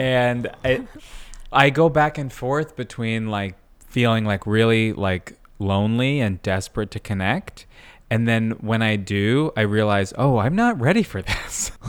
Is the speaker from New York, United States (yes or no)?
yes; Long Island, New York, United States; also born or lived in Brooklyn; I, uh, grew up on Long Island